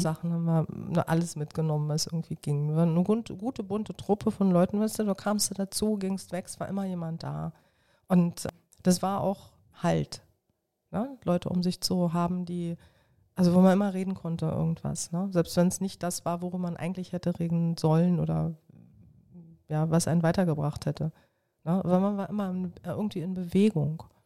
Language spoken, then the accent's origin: German; Berlin, Germany; ich bin ein Südberliner Kind und habe mit dem Fußball an die bunt bemalte Mauer gespielt